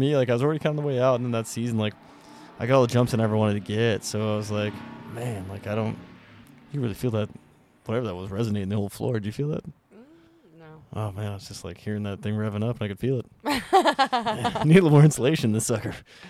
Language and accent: English; Whitehall, Montana, United States; Got my Miles City jump in Whitehall. So like in my hometown.